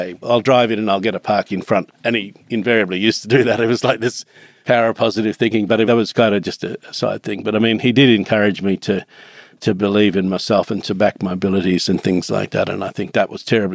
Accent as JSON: {"language": "English", "region": "Far North Queensland", "country": "Australia", "tie": "born or raised there", "also_born_or_lived": "Tully", "said": "I grew up in Far North Queensland, actually. I was born in Tully"}